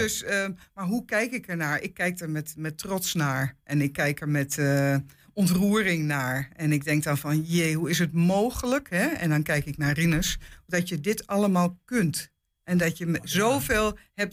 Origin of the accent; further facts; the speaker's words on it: Amsterdam, North Holland, Netherlands; also born or lived in Hengelo / Apeldoorn; now in Enschede, Netherlands; ik kom eigenlijk uit Amsterdam, maar ik heb 40 jaar in Hengelo gewoond